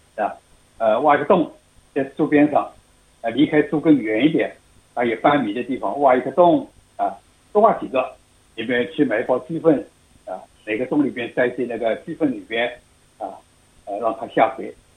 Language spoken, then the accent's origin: Chinese; Shanghai, China; now in Australia; 我们上海人就叫焦白嘛